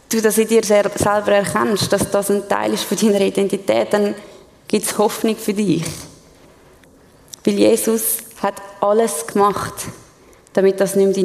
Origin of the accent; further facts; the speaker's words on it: Switzerland; Ich meine, wir als Schweizer können das gut nachvollziehen, denn wir haben auch ein recht hohes Selbstverständnis von uns.